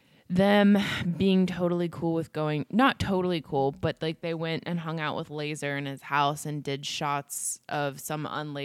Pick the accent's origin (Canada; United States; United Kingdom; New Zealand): United States; We're American.